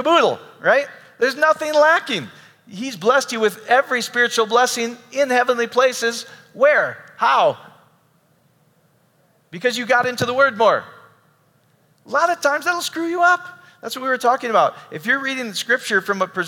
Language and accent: English; Iowa, United States; I grew up in Iowa.